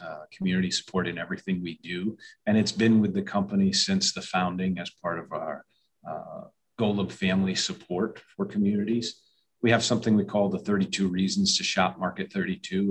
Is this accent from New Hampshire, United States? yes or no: yes; New Hampshire, United States; moved away as an adult; now in upstate New York, United States; I am from New Hampshire originally